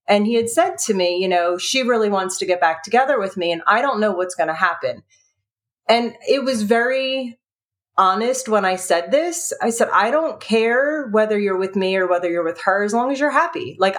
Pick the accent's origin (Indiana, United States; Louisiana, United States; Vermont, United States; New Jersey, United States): New Jersey, United States; I was originally from New Jersey, even though I moved around a lot, came back home.